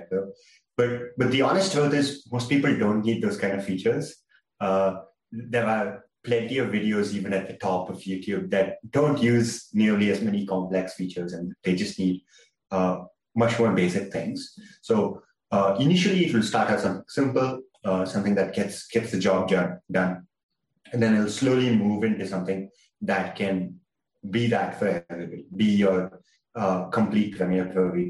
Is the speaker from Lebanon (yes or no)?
no; India; I'm from India.